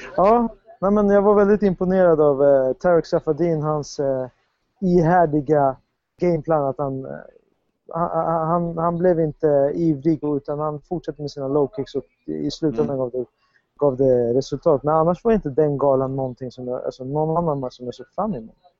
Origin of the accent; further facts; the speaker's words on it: Sweden